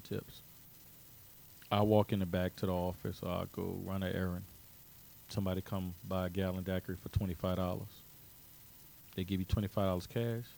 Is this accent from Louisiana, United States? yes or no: yes; New Orleans, Louisiana, United States; moved away as an adult; now in Zachary, United States; a poor black boy growing up in the Lower Ninth Ward in New Orleans